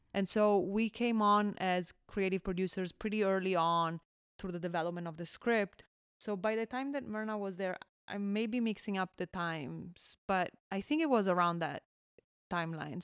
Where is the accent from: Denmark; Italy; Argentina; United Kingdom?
Italy; Milan, Lombardy; moved away as an adult; also born or lived in Bologna / Valencia, California; I was born and raised in Milan.